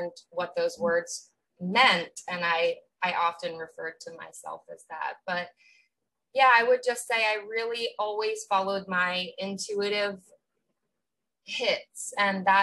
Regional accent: Outer Banks, North Carolina, United States; I grew up on the Outer Banks of North Carolina, so like very small vacation town

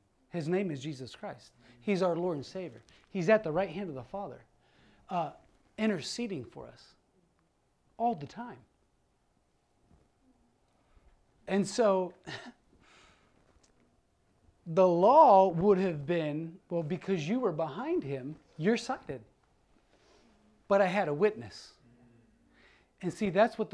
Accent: Ohio, United States; moved away; I'm originally from Ohio, but we moved here.

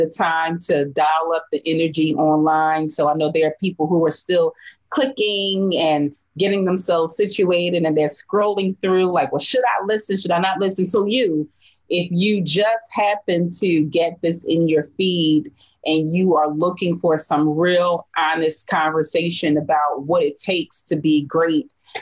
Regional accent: Philadelphia, Pennsylvania, United States; I was born and raised in North Philadelphia

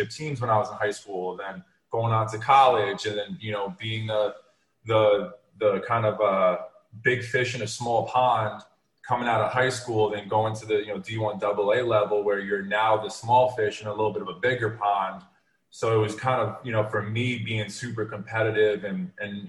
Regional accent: Westchester County, New York, United States; now in Miami, United States; I'm originally from Westchester County, up in New York

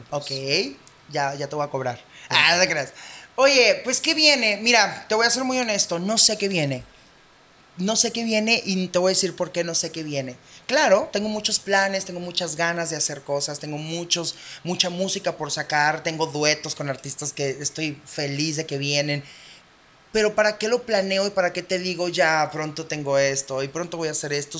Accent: Baja California, Mexico; Somos de Baja California

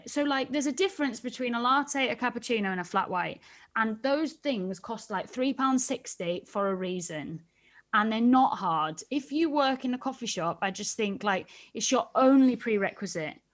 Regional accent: United Kingdom; I'm very British.

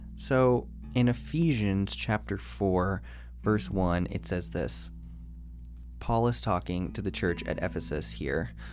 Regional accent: United States; being American

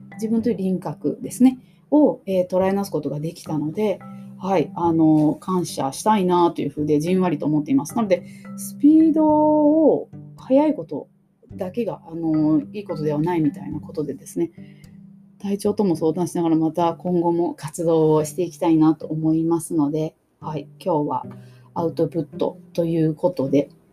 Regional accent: Kumamoto, Japan; 私も熊本出身

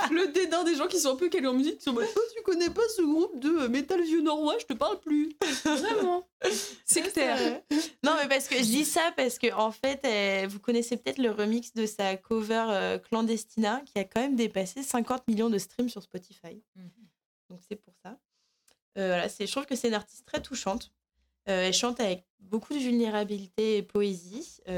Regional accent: France; moi je suis de Loire et j'arrive et je balance.

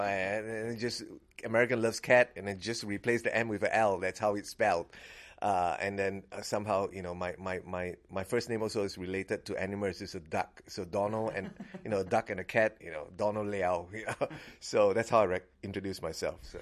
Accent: Singapore; now in Fairfax County, United States; I'm a Singaporean

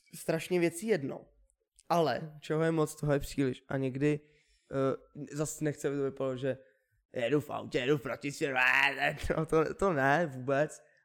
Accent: Czechia; Měli bychom být hrdí na to, že jsme Češi.

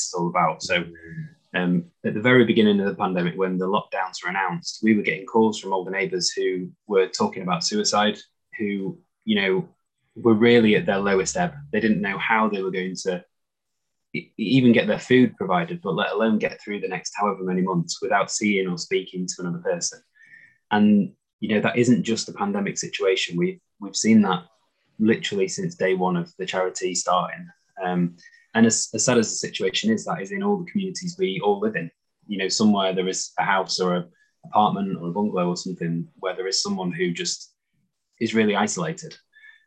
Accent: Doncaster, Yorkshire and the Humber, United Kingdom; moved away as an adult; also born or lived in London; I was living in London, and I'm from Doncaster, and I was living down in London

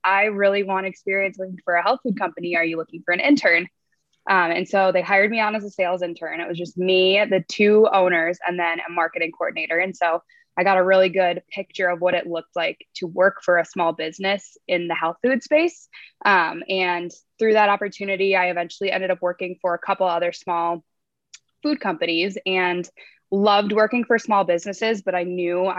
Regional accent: La Crosse, Wisconsin, United States; moved away as an adult; also born or lived in Minneapolis, Minnesota; I grew up in La Crosse, Wisconsin, and I moved to Minneapolis to go to school at the University of St. Thomas

